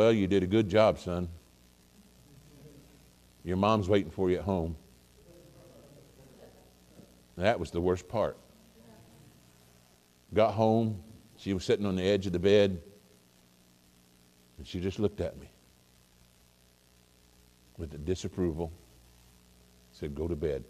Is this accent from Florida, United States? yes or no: no; Missouri, United States; also born or lived in Oklahoma; I was born in Oklahoma. But I've lived most of my life in Missouri